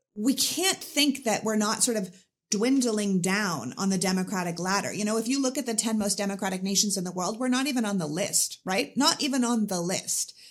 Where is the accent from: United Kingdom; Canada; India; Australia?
Canada; now in United States; I was Anglican growing up 'cause I'm Canadian.